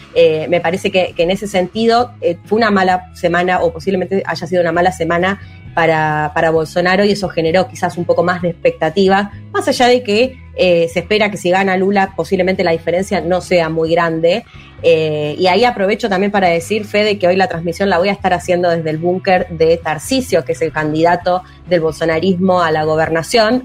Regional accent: Argentina; soy periodista argentina

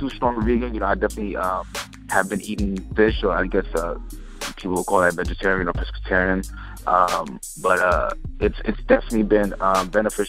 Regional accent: New York City, New York, United States; I was born and raised in New York City

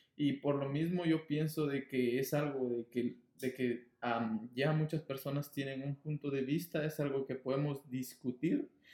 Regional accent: Guatemala; now in Los Angeles, United States; soy nacido guatemalteco, entonces siempre voy a ser guatemalteco

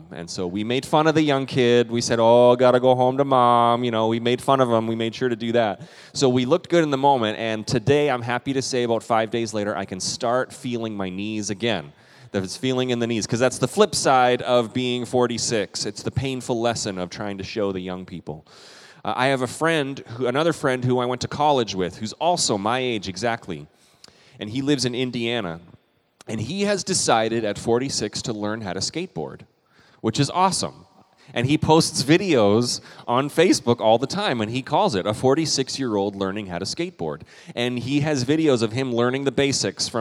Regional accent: Canada; I'm also a Canadian

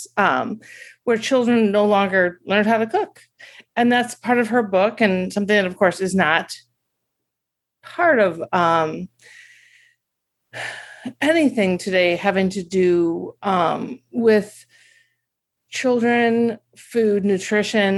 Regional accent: Milwaukee, Wisconsin, United States; I'm from Milwaukee

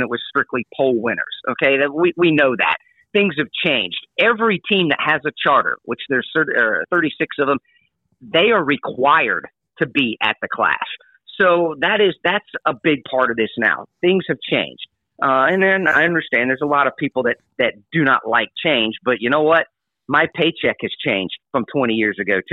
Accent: Indianapolis, Indiana, United States; moved away; I'm from the Indianapolis area. I grew up there. I love that city

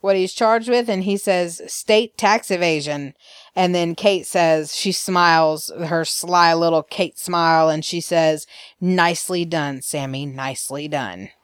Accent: Alabama, United States; I am from Alabama.

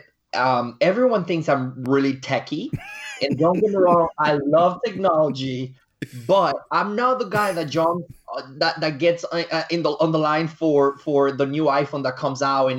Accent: Dominican Republic; my home country, which is the Dominican Republic.

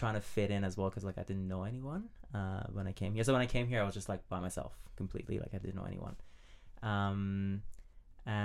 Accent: Iran; English is a second language; moved away as an adult; now in Australia; I'm originally from Iran, and I've been here for almost a decade

